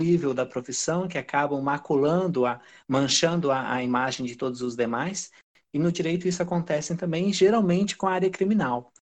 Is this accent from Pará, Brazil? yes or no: yes; Pará, Brazil; accent: southern R; é, eu sou do Pará, mas eu não tenho a cultura paraense. Eu acabei sendo criado apenas por sulistas e essa, esse R puxado ele vem sim do sul.